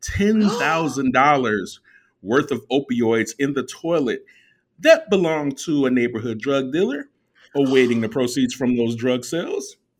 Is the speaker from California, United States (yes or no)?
no; Chicago, Illinois, United States; also born or lived in Germany; I was raised in Chicago.